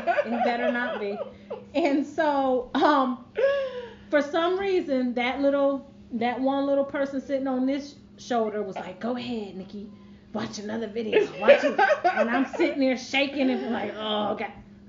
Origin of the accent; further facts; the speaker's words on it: New York, United States; moved away; I'm from New York. Oh, I got a little bit of Southern flair. I mean, my husband is from the South, so I picked up a lot of...